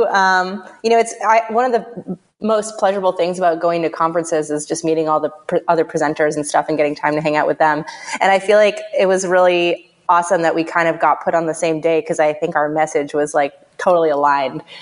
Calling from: San Francisco, California, United States; I am calling from my office in San Francisco.

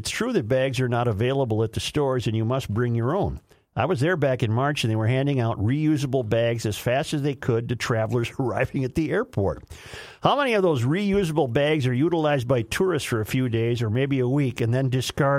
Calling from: Sofia, Sofia City, Bulgaria; I said, I'm listening. I said, I'm listening from Sofia, Bulgaria.

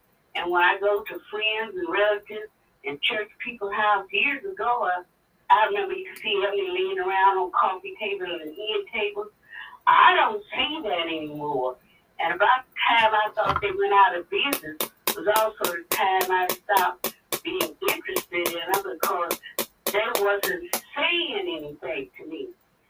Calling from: Compton, California, United States; Hi, Jason. … from Compton, California.

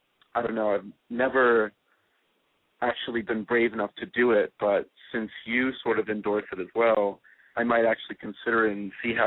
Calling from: Washington, District of Columbia, United States; I'm from Washington, D.C., and I'm 18 years old.

